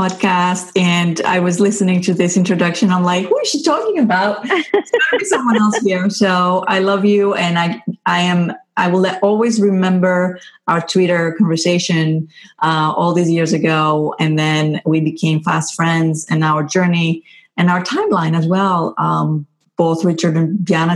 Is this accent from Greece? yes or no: yes; Greece; also born or lived in England / Houston, Texas / California; now in Boston, United States; I was from Greece